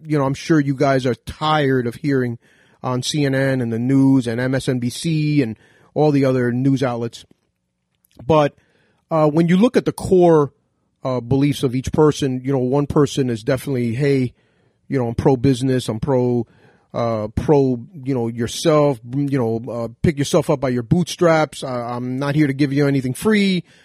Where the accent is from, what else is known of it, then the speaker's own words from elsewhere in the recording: United States; As an American myself, you know, 'cause if you cut my veins, I bleed red, white, and blue